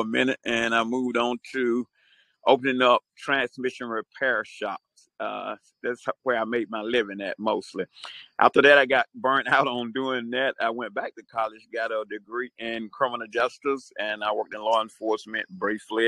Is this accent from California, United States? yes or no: no; Atlanta, Georgia, United States; also born or lived in Queens, New York; I'm a New Yorker born in Jamaica, Queens, New York. Uh, left at an early age. Parents moved to the South, raised around Atlanta, Georgia